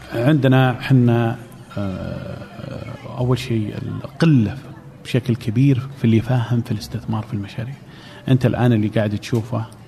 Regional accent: Saudi Arabia; عندنا في السعوديه

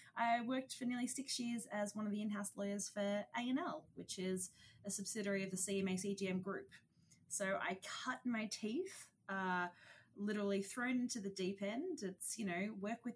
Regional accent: Australia; I'm an Aussie. Don't know if you can tell from the accent

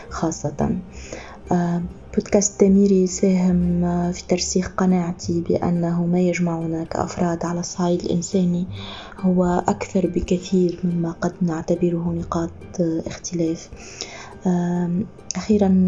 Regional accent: Tunisia; بالرغم اللي أنا مش ليبية أنا تونسية

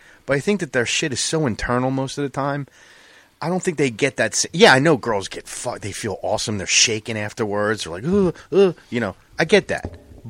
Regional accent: New Jersey, United States; born there; I'm a Cowboys fan, but I was born in Jersey.

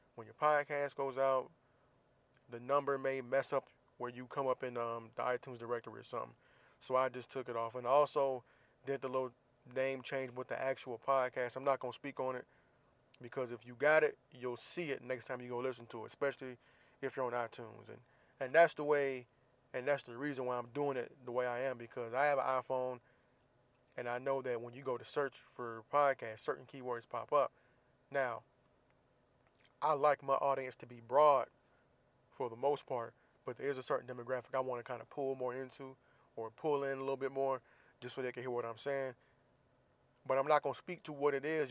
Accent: Jacksonville, Florida, United States; Jacksonville, my hometown

